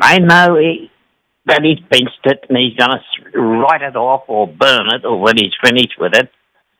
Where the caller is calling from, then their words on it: Tully, Queensland, Australia; Tully, North Queensland.